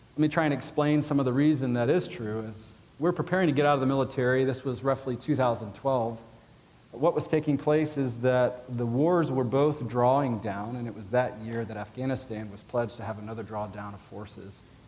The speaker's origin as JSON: {"language": "English", "region": "Georgia", "country": "United States", "said": "I'm from Georgia."}